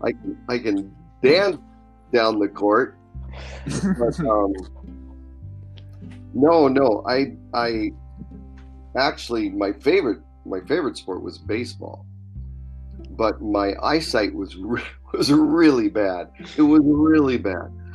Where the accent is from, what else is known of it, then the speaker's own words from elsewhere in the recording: Spokane, Washington, United States; I grew up in Spokane, went to Rogers High School